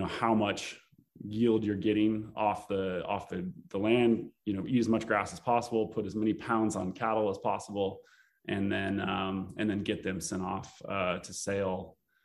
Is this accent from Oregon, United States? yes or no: yes; Eastern Oregon, United States; It's kind of a rural Oregon community, and it's kind of my hometown